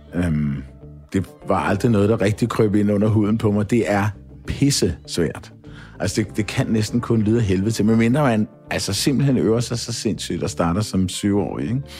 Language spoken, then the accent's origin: Danish; Kongens Lyngby, Capital Region of Denmark, Denmark; also born or lived in Copenhagen; jeg blev jo født i København på St. Josef og boede øh, på Østerbro, noget der hedder St. Kirksgade. Øhm, og da jeg var fem år eller et eller andet, så, så flyttede familien så i rækkehus i Lyngby i øh, Brede. Og øh, der voksede jeg op i Grandparken